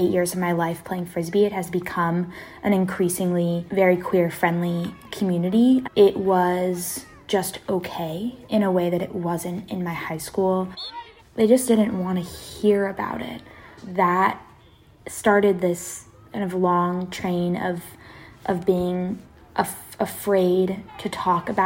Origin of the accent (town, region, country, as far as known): Seattle, Washington, United States; born or raised there